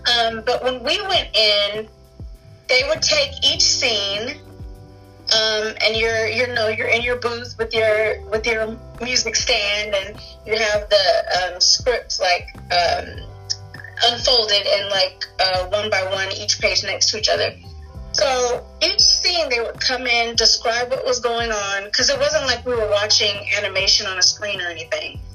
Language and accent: English; Los Angeles, California, United States; I'm actually an actress who's actually from Los Angeles